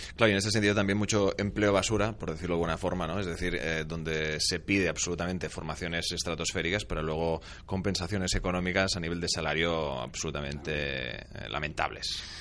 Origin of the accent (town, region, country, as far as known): Spain